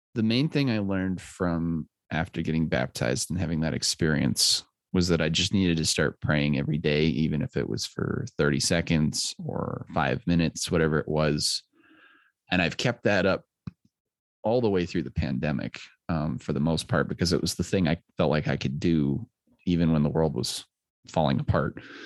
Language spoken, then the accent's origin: English; Littleton, Colorado, United States; I grew up in Littleton